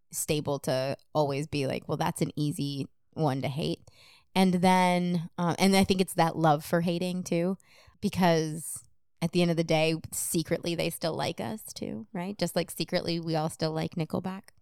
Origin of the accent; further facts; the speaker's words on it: Bloomington, Minnesota, United States; I'm Minnesotan